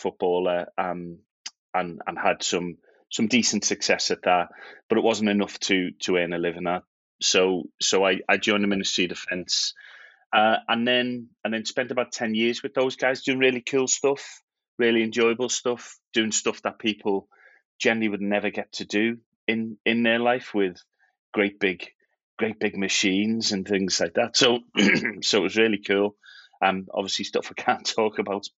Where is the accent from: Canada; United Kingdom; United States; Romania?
United Kingdom; Liverpool, North West England; also born or lived in Brisbane, Australia; growing up in Liverpool